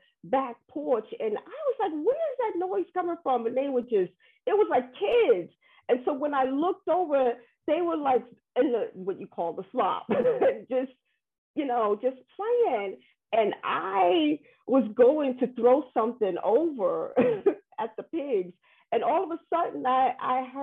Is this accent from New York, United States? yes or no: yes; New York, United States; I am from New York